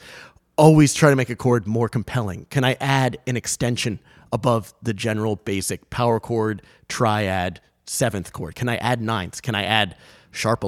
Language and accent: English; Rhode Island, United States; I grew up in Rhode Island